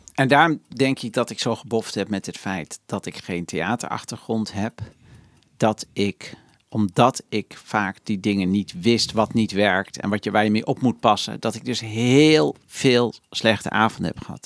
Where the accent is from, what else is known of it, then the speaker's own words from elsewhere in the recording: Netherlands; ik ben opeens een gekke Nederlander